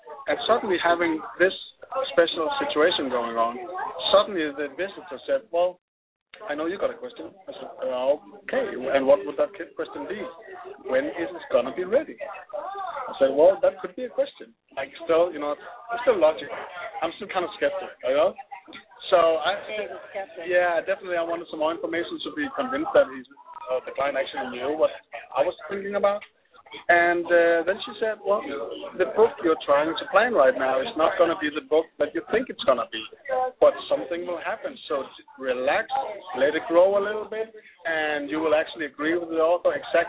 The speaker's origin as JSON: {"language": "English", "country": "Denmark", "said": "I'm from Denmark."}